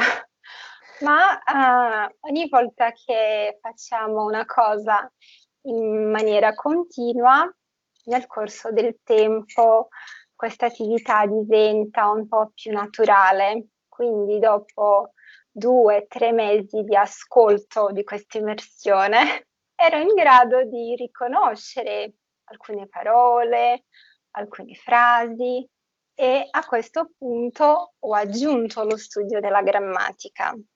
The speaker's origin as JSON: {"language": "Italian", "country": "Brazil", "tie": "born or raised there", "second_language": "Italian", "said": "Io sono brasiliana, nata e cresciuta in Brasile"}